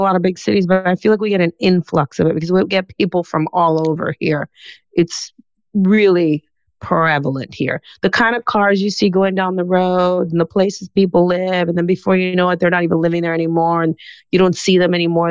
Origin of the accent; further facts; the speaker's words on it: Key Biscayne, Florida, United States; I was growing up in Key Biscayne